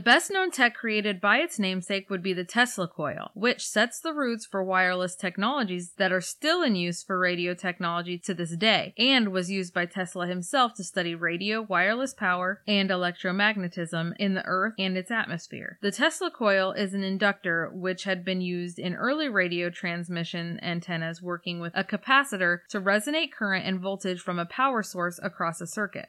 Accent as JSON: {"language": "English", "region": "Iowa", "country": "United States", "said": "We're from Iowa"}